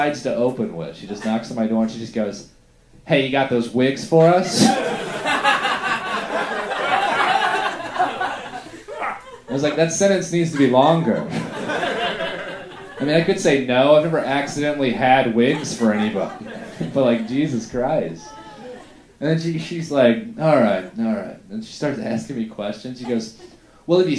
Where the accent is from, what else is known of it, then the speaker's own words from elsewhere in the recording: Middleburg, Florida, United States; we were kind of poor, grew up in Middleburg, Florida